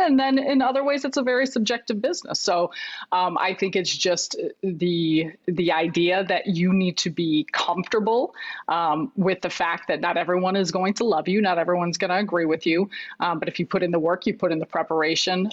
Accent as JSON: {"language": "English", "town": "Chicago", "region": "Illinois", "country": "United States", "tie": "born or raised there", "said": "I grew up in Chicago."}